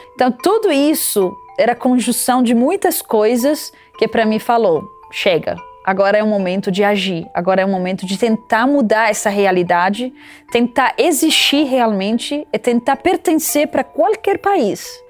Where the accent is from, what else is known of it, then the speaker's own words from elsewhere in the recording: Lebanon; moved away as an adult; now in Brazil; Eu nasci no Líbano